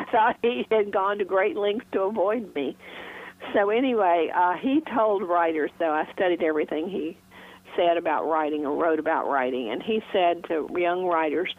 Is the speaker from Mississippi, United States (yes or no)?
yes; Mississippi Delta, United States; I was raised in Faulknerland, Mississippi Delta